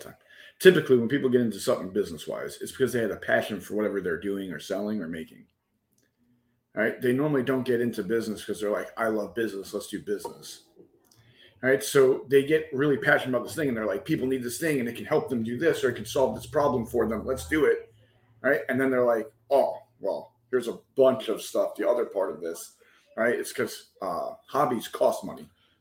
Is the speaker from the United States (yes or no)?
yes; New York City, New York, United States; also born or lived in Virginia / Pennsylvania / Delaware / Mobile, Alabama; But I'm originally from New York City, but bounced around a little bit all over. My family was military, so we kind of Virginia, PA, New York, Delaware, up and down the East Coast, Mobile, Alabama for a very short second